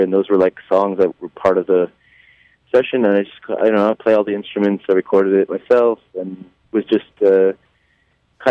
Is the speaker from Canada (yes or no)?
yes; Canada; we're from Canada